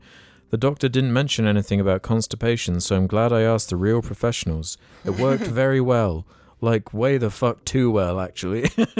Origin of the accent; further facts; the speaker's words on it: Thailand; I grew up in Thailand where durian originates